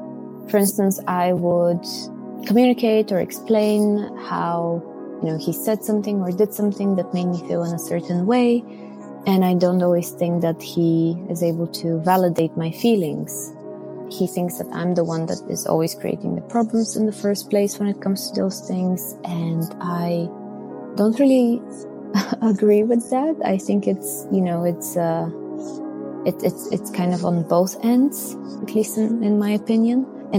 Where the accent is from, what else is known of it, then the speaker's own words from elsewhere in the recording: Bulgaria; English is a second language; now in Belgium; I'm originally from Bulgaria and I'm currently living in Belgium.